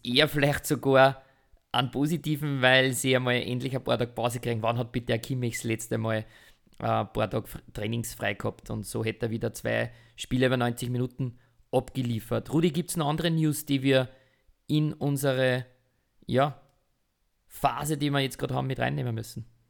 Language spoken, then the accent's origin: German; Austria; wir müssen als Österreicher